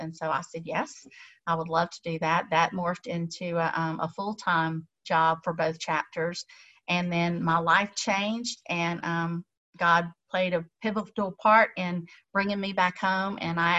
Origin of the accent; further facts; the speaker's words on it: Tallahassee, Florida, United States; moved away as an adult; also born or lived in Texas; So born and raised in Tallahassee. I graduated from North Florida Christian back in many moons ago and went to Baylor, which is way far away. And it took me 39 years to get back home